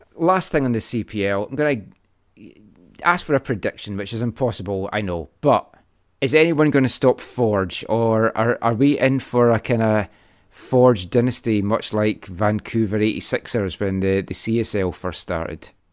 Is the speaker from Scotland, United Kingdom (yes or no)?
yes; Scotland, United Kingdom; moved away; as a Scottish person